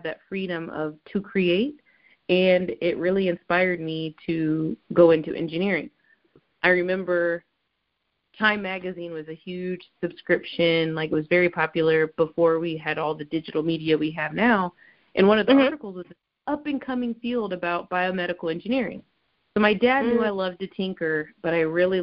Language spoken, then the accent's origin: English; Ohio, United States; I grew up in Ohio, but not from Cincinnati.